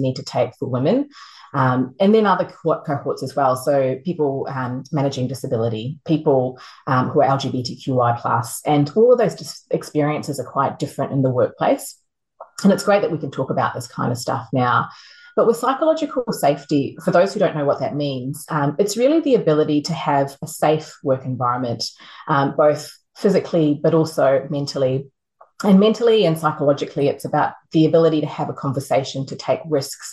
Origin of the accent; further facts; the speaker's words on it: New Zealand; moved away; I grew up in New Zealand.